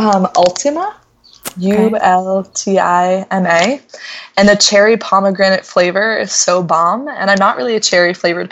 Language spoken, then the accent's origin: English; Cambridge, Massachusetts, United States; first language Spanish; English is a second language; also born or lived in Bend, Oregon; So I am at my home in Cambridge, Massachusetts. I'm from Cambridge, Massachusetts originally